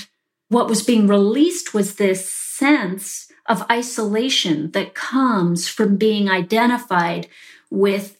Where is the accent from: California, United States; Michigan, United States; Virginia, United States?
Virginia, United States; Charlottesville; I grew up in Charlottesville, Virginia, you know, in an upper middle class family.